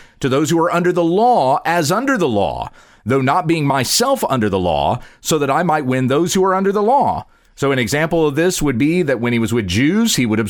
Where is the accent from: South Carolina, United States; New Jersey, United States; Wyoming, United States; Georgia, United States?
South Carolina, United States; born there; accent: Southern drawl; because I used to have a deep Southern drawl.